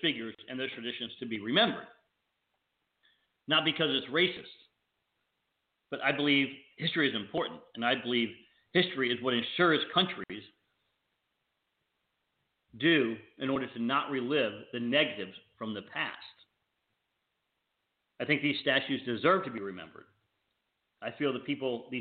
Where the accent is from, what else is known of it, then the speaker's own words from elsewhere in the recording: the South, United States; moved away as an adult; also born or lived in New York / Washington, D.C. / Chicago / Boston; I grew up in the South. I understand Southern people. I spent the first 20-some years of my life in the South.